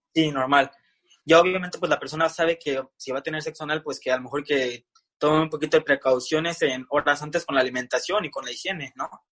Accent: Mexico City, Mexico; Soy de Ciudad de México.

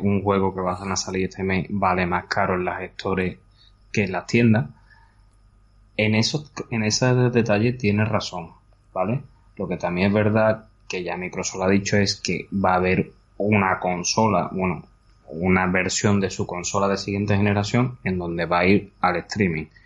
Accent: Andalusia, Spain; como buenos andaluces que somos

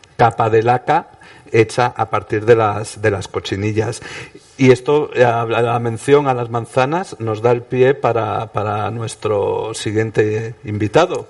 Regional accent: Oviedo, Asturias, Spain; en Oviedo, de donde soy yo.

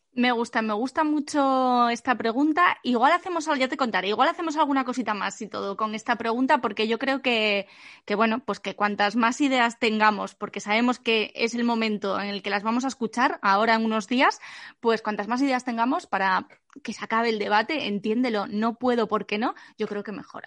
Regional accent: Asturias, Spain; hasta mi tierra querida, hasta Asturias

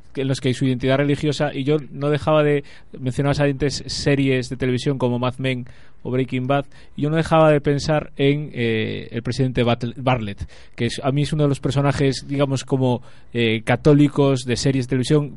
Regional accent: Rías Baixas, Galicia, Spain; nosotros los que somos de las Rías Baixas

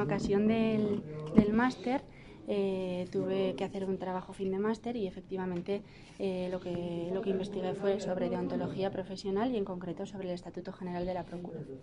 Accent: Navarre, Spain; Navarra, de donde soy yo

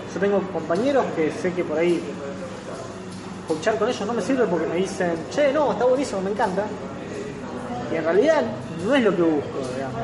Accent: Rosario, Santa Fe, Argentina; soy de Rosario

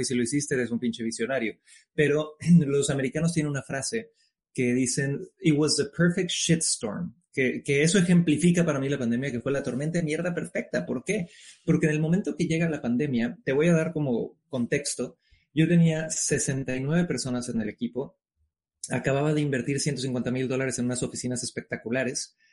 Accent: Cancún, Quintana Roo, Mexico; moved away as an adult; now in New York, United States; yo soy originario de Cancún, México, padre chileno, madre mexicana

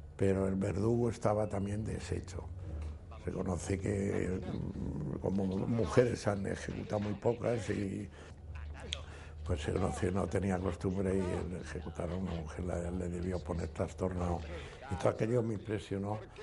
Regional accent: Valencia, Valencian Community, Spain; yo soy valenciano

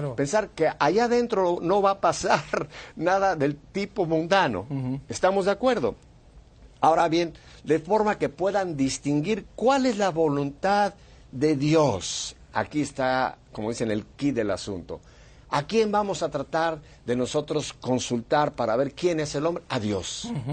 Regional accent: Mexico City, Mexico; now in United States; Yo soy nacido en Ciudad de México

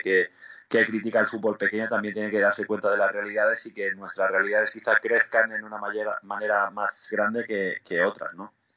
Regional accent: Andorra; moved away as an adult; also born or lived in Spain / Greece / Mexico / Italy; Yo salí de Andorra aquí con 19 años, había jugado en Andorra en, segunda división B y en tercera

